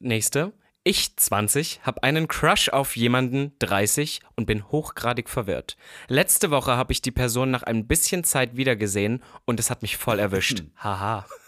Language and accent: German; Halle, Saxony-Anhalt, Germany; moved away; Halle-Saale, da wo ich herkomme